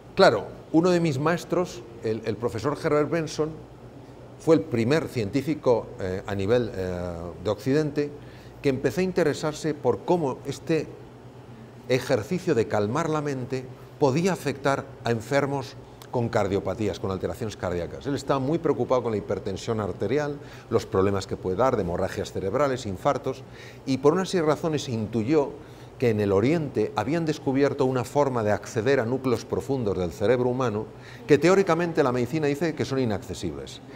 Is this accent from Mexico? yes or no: no; Spain; mi país, España.